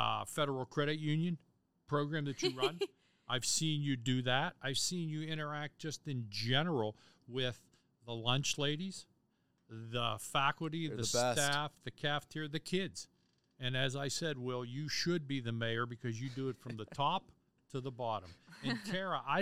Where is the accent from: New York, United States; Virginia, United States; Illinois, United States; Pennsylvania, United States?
Pennsylvania, United States; Bethel Park; also born or lived in Crafton, Pennsylvania; when we moved from Crafton to Bethel Park